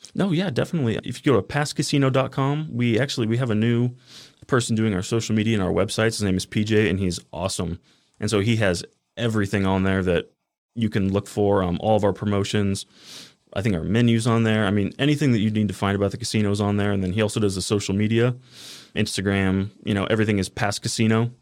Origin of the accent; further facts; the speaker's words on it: Henderson, Nevada, United States; also born or lived in Boulder City; I grew up in Henderson my whole life